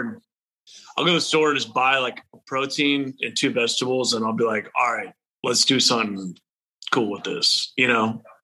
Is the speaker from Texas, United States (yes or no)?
yes; Houston, Texas, United States; moved away as an adult; also born or lived in Nashville, Tennessee; I'm from Texas, born and raised